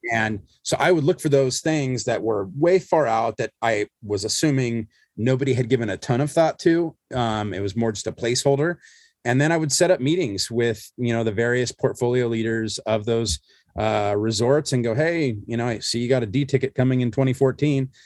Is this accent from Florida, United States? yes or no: no; Southern California, United States; I grew up here in Southern California, which is, you know, where I am still